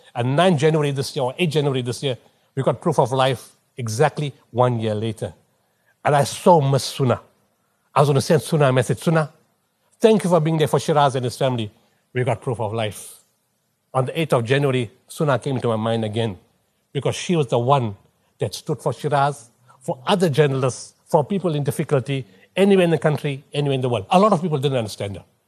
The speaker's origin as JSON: {"language": "English", "town": "Potchefstroom", "region": "North West", "country": "South Africa", "also_born_or_lived": "Durban / Pietermaritzburg", "moved": "yes", "said": "I'm from Potchefstroom"}